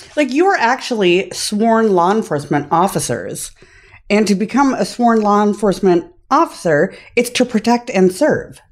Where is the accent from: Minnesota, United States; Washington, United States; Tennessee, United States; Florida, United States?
Minnesota, United States; accent: Minnesota; I'm from Minnesota